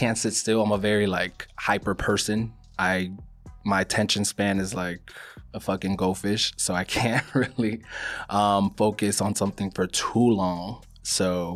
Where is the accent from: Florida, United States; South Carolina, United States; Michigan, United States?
Florida, United States; Miami; also born or lived in Queens, New York / Colombia (ancestry); I was born in New York, actually. I was born in Queens. My mom is from Colombia. My dad is as well. And I was raised in Miami.